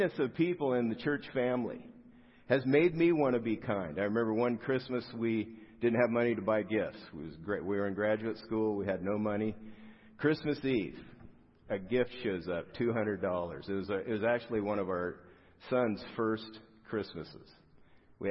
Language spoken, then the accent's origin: English; South Gate, California, United States; I grew up in Southgate, which isn't far from here. It's down the 710 freeway